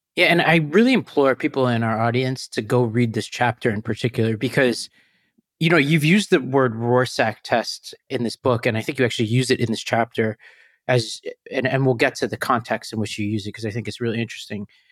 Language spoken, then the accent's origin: English; New York City, New York, United States; where I came from, Staten Island